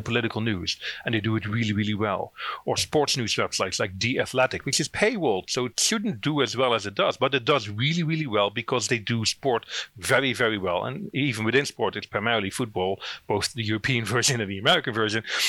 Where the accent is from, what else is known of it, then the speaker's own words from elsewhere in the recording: Netherlands; accent: Dutch; moved away as an adult; now in Northern Ireland, United Kingdom; I'm originally from the Netherlands. That's where the accent's from. I moved to Northern Ireland in 2009